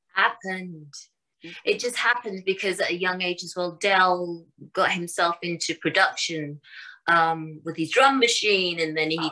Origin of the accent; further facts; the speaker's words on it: London, United Kingdom; In England, uh, I was born in Wembley, London